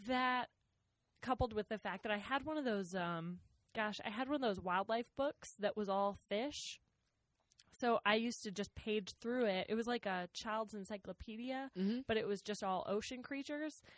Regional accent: Rochester, Minnesota, United States; moved away; I grew up in Rochester, Minnesota, just like southeast Minnesota.

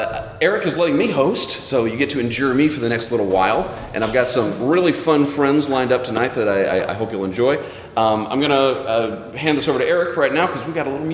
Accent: Ava, Illinois, United States; My little story is I grew up in Ava, went away to school for 11 years, came back home.

